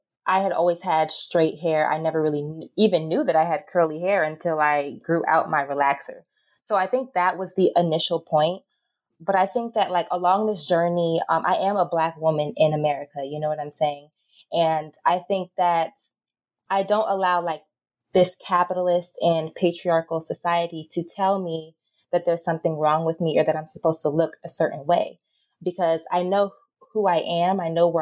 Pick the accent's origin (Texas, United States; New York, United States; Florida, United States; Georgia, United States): Georgia, United States; Atlanta; I grew up in the South in Georgia, Atlanta, Georgia.